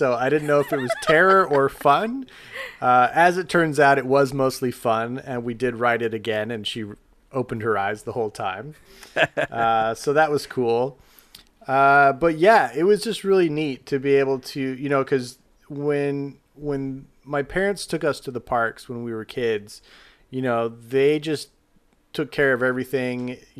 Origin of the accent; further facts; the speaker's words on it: Salt Lake City, Utah, United States; growing up in Salt Lake City, Utah, we got to come out to Disneyland several times during my upbringing